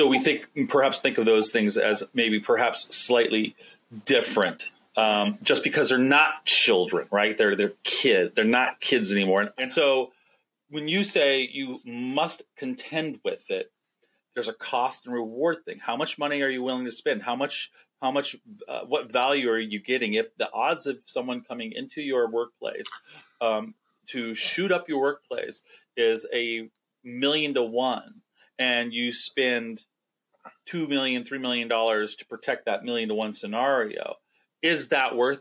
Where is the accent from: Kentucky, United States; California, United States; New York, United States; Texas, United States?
California, United States; we didn't have to go through those tornadoes things in California